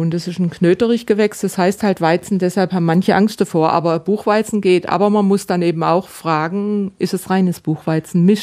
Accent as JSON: {"language": "German", "region": "Baden-Württemberg", "country": "Germany", "said": "Und dann gibt es in meiner Heimat in Baden, da gibt es die Buberspitzle."}